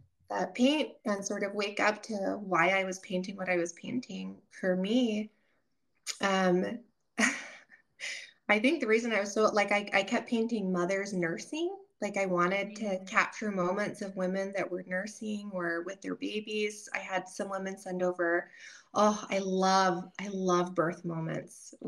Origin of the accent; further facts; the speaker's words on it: United States; we were raised in America